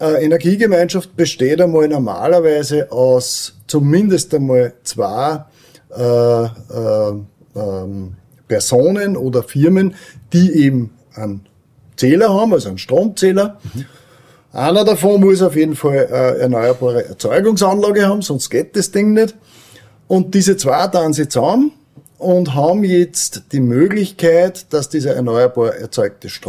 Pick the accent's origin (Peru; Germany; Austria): Austria; Weizenkirchen, Upper Austria; ich bin aus Weizenkirchen und bin dort in der Gemeindepolitik tätig